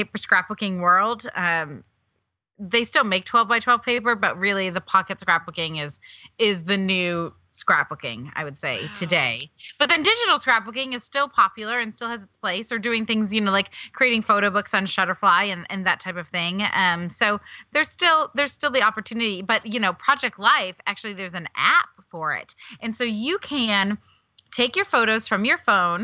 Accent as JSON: {"language": "English", "region": "Wisconsin", "country": "United States", "tie": "born or raised there", "said": "I grew up in Wisconsin, like an hour and a half from Madison, Middleton"}